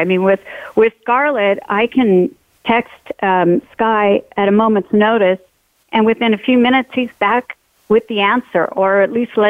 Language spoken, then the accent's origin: English; California, United States; now in Idaho, United States; I'm originally from California, so I'm a transplant